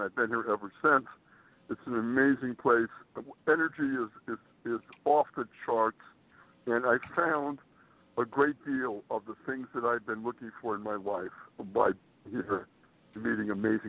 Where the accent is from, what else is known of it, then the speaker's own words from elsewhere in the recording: Springfield, Massachusetts, United States; moved away as an adult; also born or lived in Boston, Massachusetts; now in Manhattan, United States; I was born in Springfield, Massachusetts. I went to college at the Massachusetts College of Art and Design in Boston